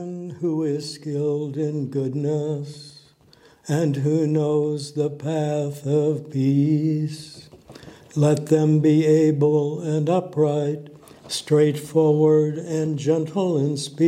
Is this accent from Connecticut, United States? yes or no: no; Des Moines, Iowa, United States; moved away; also born or lived in Omaha, Nebraska; I grew up in Des Moines, Iowa.